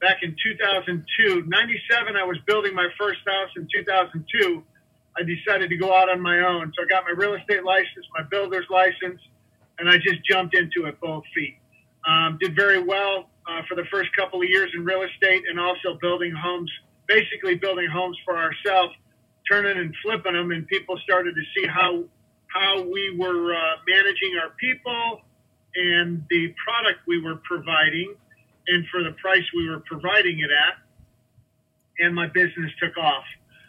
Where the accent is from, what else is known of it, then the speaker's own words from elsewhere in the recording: Illinois, United States; now in Arizona, United States; My dad, our family has been in construction. We're from Illinois. We've been in construction our whole lives. My dad was a builder back there. He got tired of the winters and decided to move to Arizona.